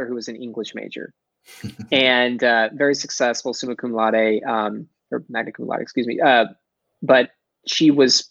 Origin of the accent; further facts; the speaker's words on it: Dallas, Texas, United States; accent: Texas; I'm from Texas, right? I'm a Dallas boy. I got a little bit of a Texas accent somewhere there, especially if I say Texas.